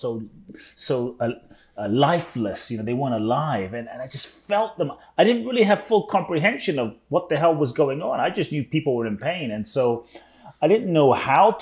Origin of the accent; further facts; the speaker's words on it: London, United Kingdom; also born or lived in Ghana; now in United States; I was born in Ghana, West Africa. My father's from Ghana. My mother's Japanese. I grew up in London, now live in the US